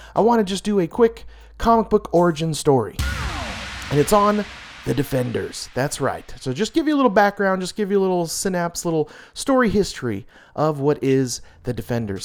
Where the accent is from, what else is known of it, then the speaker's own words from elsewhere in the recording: United States; I'm so American